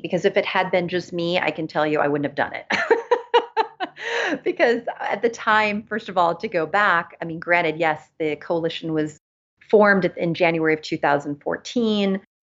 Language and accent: English; Los Angeles, California, United States; also born or lived in Germany; I live in Los Angeles. I grew up in Los Angeles as well as in Germany